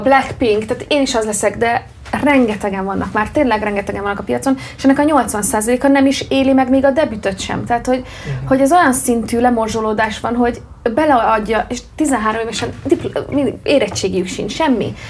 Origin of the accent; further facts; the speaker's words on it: Hungary; mint magyar itt Magyarországon